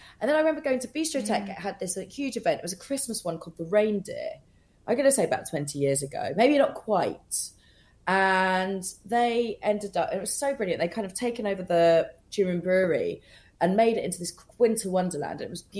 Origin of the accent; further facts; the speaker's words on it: Scotland, United Kingdom; also born or lived in London; I was actually brought up in Scotland. So I was like 2 weeks old when we moved to Scotland. And then came back to London